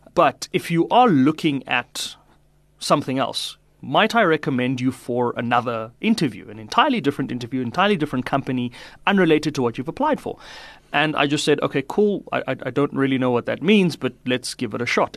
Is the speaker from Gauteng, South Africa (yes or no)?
yes; Pretoria, Gauteng, South Africa; also born or lived in Polokwane, Limpopo; now in Johannesburg, South Africa; I spent most of my, uh, schooling and my younger life in Pretoria.